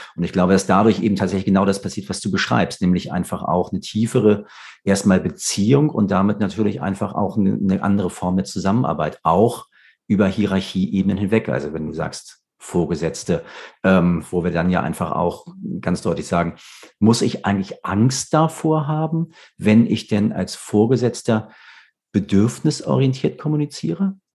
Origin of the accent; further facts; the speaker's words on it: Hamburg, Germany; als Hamburger